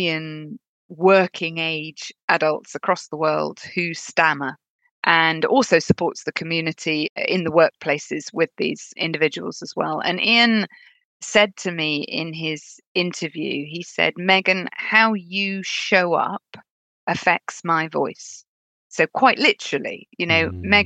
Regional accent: United Kingdom; accent: British; labeled me female and British

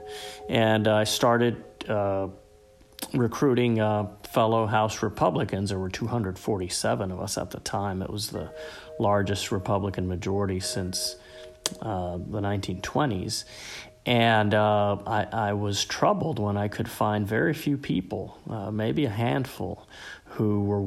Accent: South Florida, United States; growing up in South Florida in the 80s and 90s, really most of us who grew up here

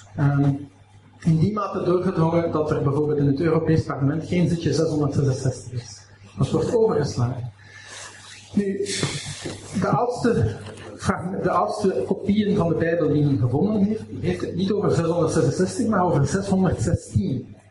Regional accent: Aalst, Flanders, Belgium; ik kom uit Aalst

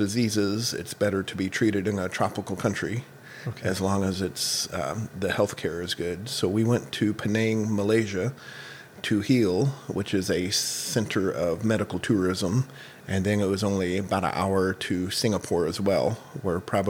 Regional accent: Missouri, United States; moved away as an adult; also born or lived in Papua, Indonesia; I grew up here in Missouri

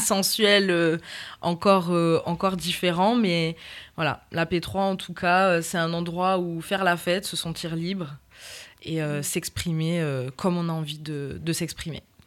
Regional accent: Toulouse, Occitania, France; also born or lived in Réunion; je viens de la ville rose

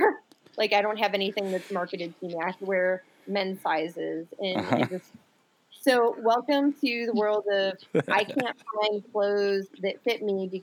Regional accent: Buffalo, New York, United States; moved away; also born or lived in Rochester, New York; I was born and raised in Buffalo and Rochester, New York

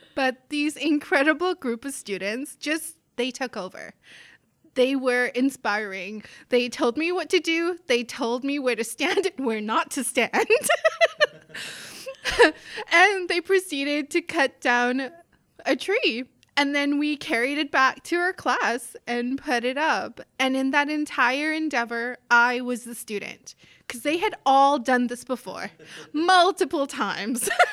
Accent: South Africa; moved away as an adult; also born or lived in northern Manitoba; now in Canada; I grew up in South Africa

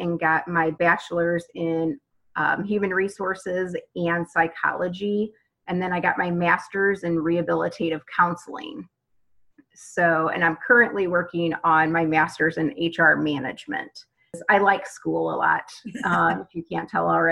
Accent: St. Louis, Missouri, United States; I am from St. Louis, Missouri

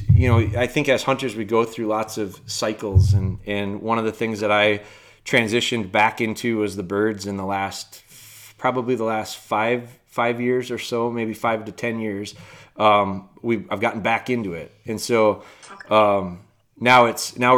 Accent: Wisconsin, United States; I'm from Wisconsin, and up here, you know, the deer hunting culture is really strong. And I was raised a deer hunter.

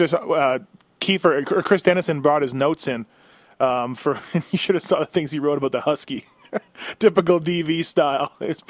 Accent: Canada; I grew up in Canada

